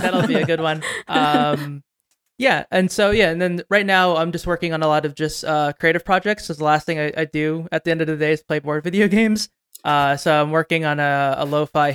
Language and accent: English; New Jersey, United States; I grew up in New Jersey, about 20 minutes from the city.